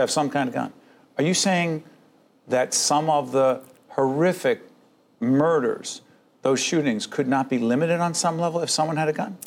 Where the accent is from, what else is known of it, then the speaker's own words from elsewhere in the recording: Newark, New Jersey, United States; I'm born and raised in Newark, New Jersey